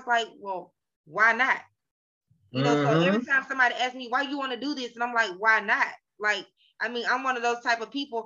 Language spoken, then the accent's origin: English; Atlanta, Georgia, United States; I'm from Atlanta.